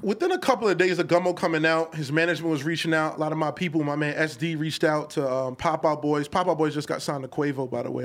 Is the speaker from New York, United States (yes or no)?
yes; New York City, New York, United States; I'm from Canarsie